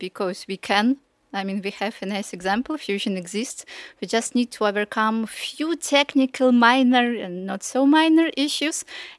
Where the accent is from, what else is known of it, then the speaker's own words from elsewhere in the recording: Russia; now in France; I'm from Russia